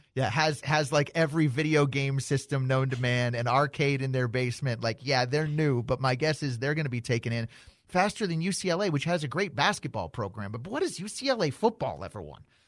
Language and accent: English; Denver, Colorado, United States; now in Cleveland, United States; I'm from Denver, I live in Cleveland